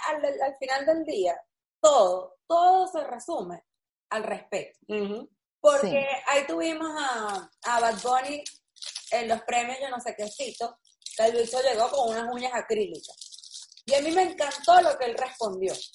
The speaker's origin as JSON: {"language": "Spanish", "country": "Venezuela", "moved": "yes", "said": "nosotros que somos los tres venezolanos"}